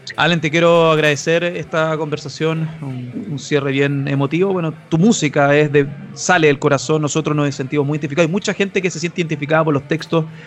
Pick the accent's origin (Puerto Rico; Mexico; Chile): Chile; nosotros como chilenos, como latinos